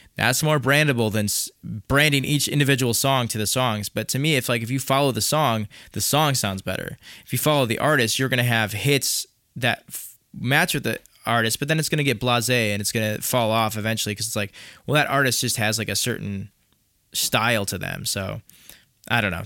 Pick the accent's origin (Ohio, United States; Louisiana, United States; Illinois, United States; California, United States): Illinois, United States; Chicago; accent: nasally Chicago; my nasally Chicago accent